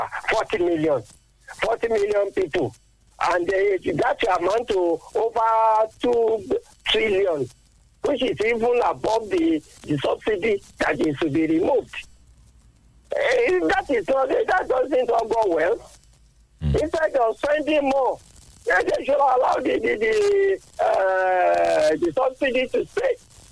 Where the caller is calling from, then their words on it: Ayetoro, Ogun State, Nigeria; calling from Ayetoro.